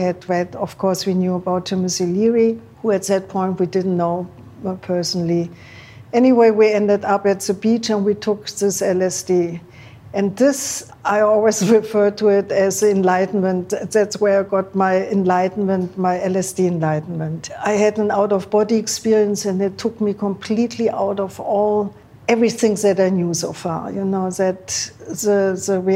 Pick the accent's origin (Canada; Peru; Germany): Germany; moved away; also born or lived in Berlin / Rome; growing up in Germany